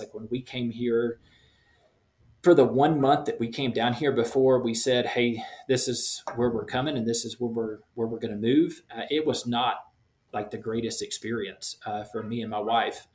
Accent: Shreveport, Louisiana, United States; moved away as an adult; now in Quito, Ecuador; Pretty much born and raised in Shreveport, Louisiana.

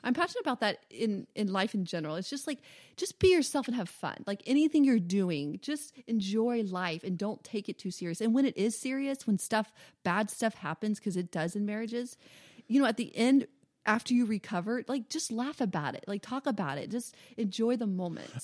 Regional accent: the South, United States; I'm from the South

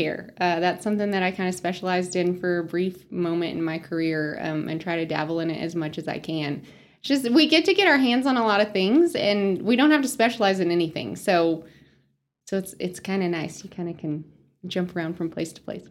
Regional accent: Spearman, Texas, United States; moved away as an adult; also born or lived in Lubbock, Texas; now in Amarillo, United States; I grew up in Spearmint, small town girl

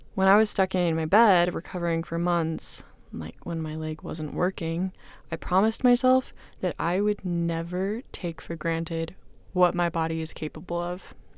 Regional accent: Kansas City, United States; now in Utah, United States; I am originally from Kansas City, now living in Utah with my husband, Quinn

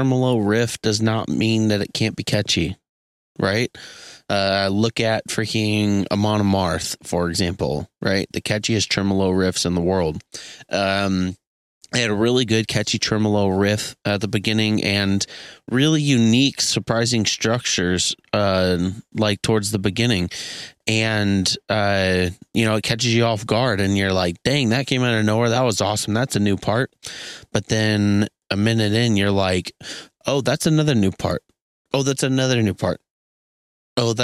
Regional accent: Kansas City, Missouri, United States; Kansas City, Missouri, my hometown

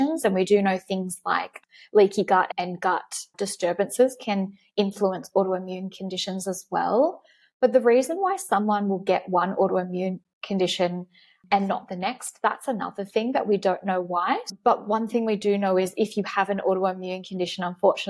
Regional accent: Australia; being an Australian, is that we live in this beautiful, sunny, vitamin D rich location

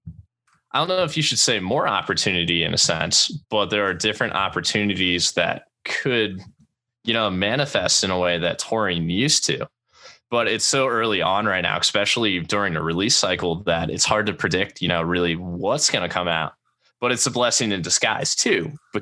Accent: Pennsylvania, United States; moved away; I grew up in Pennsylvania as a kid and then moved here.

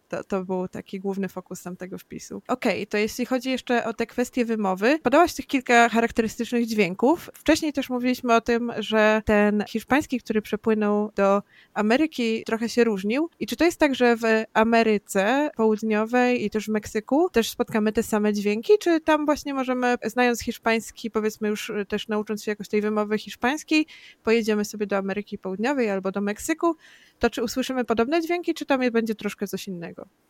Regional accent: Masovian Voivodeship, Poland; Ja jestem z Mazowsza

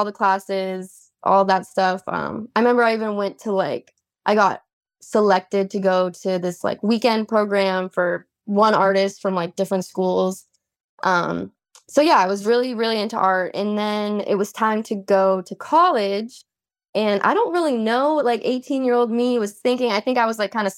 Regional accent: Boston, Massachusetts, United States; moved away as an adult; now in Austin, United States; I'm actually from Boston, Massachusetts

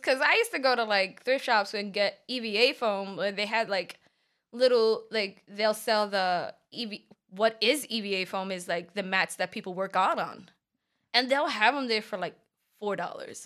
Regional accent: New York City, New York, United States; I'm from the Bronx

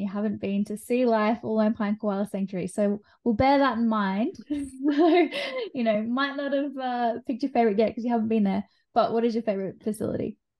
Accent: Australia; as an Australian

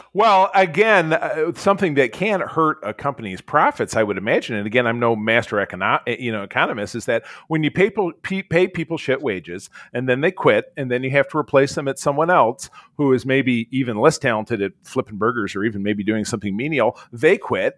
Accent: Detroit, Michigan, United States; I'm from Detroit

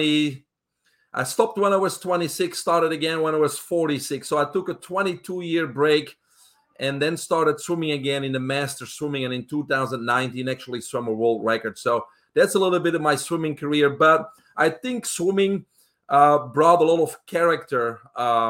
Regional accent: Belgium; English is a second language; moved away as an adult; I'm originally from Belgium in Europe. I was raised there with my brother, single home family.

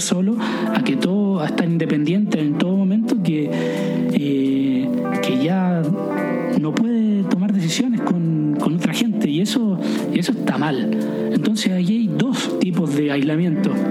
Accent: Viña del Mar, Valparaíso, Chile; moved away; also born or lived in France; soy de Viña del Mar y eso no significa nada, soy de Chile

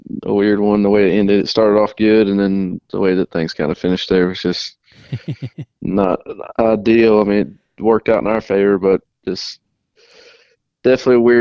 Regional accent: Trinity, North Carolina, United States; I'm originally from Trinity, North Carolina

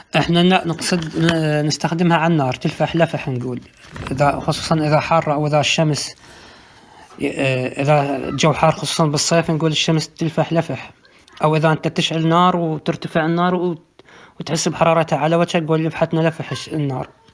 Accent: Baghdad, Baghdad Governorate, Iraq; بلهجتي اليومية أنا بغداد أستخدمها

